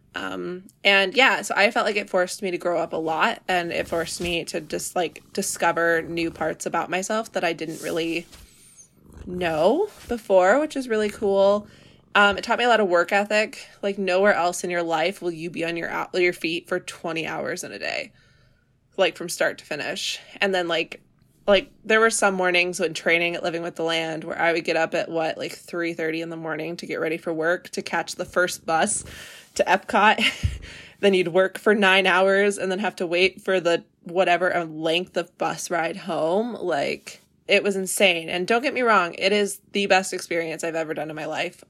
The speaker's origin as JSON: {"language": "English", "area": "Seattle area", "region": "Washington", "country": "United States", "said": "I'm from the Seattle area"}